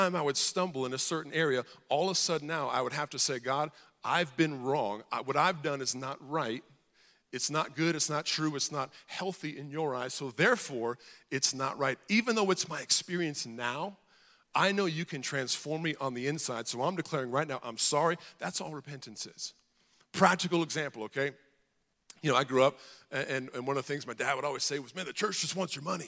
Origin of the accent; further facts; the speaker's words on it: Hawaii, United States; I grew up in Hawaii